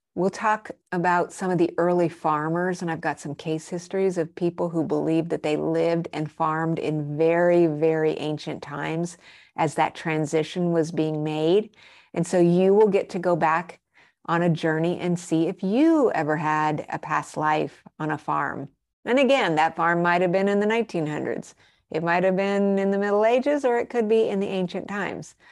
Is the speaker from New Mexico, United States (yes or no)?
yes; Albuquerque, New Mexico, United States; also born or lived in Arizona / Colorado; I grew up in Albuquerque, New Mexico, and I spent a lot of my formative years also in Arizona and Colorado